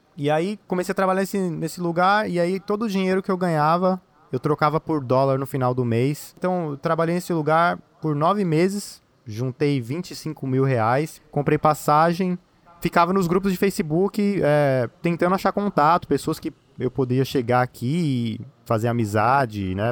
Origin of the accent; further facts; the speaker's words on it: São Paulo, Brazil; moved away; eu sou de São Paulo capital